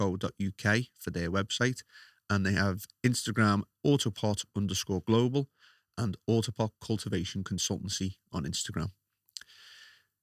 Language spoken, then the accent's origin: English; Liverpool, North West England, United Kingdom; accent: Scouse; it's the Scouse accent